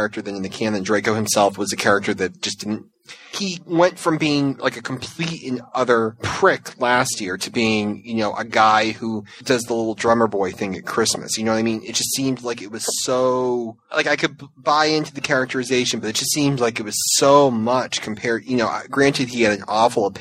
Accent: Massachusetts, United States; I'm from Massachusetts

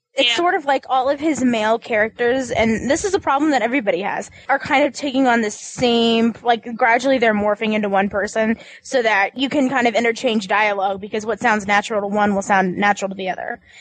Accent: Kansas, United States; moved away; I'm from Kansas

